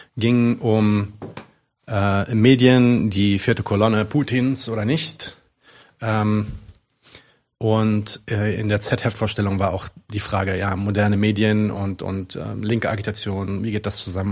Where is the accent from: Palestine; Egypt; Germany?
Palestine; ich bin ja Palästinenser